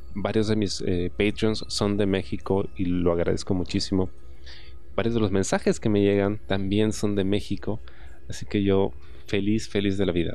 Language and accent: Spanish; Peru; Yo soy de Perú, lo hago todo en Perú